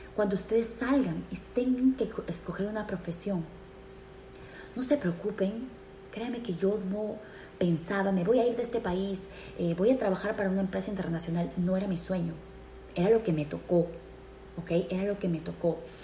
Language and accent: Spanish; Peru; moved away; nosotros como peruanos